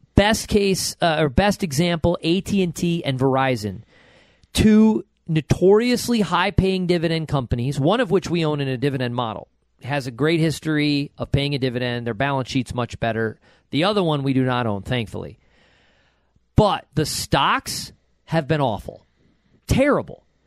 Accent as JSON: {"language": "English", "area": "Buffalo Rochester area", "region": "New York", "country": "United States", "accent": "Western New York", "said": "I'm from the Buffalo Rochester area"}